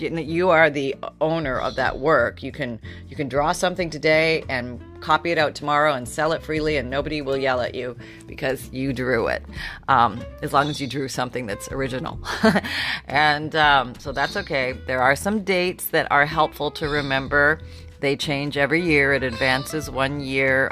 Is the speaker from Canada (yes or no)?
yes; Canada; moved away; I grew up in Canada